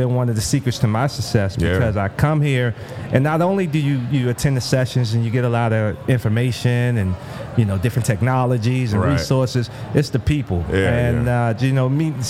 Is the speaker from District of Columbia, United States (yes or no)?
yes; Washington, District of Columbia, United States; moved away as an adult; now in Miami, United States; I'm from Washington D.C. I currently live in Miami, Florida